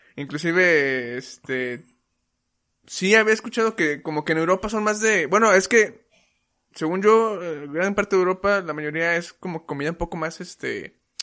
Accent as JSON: {"language": "Spanish", "country": "Mexico", "said": "nosotros que como mexicanos ya hemos probado un chingo de comida"}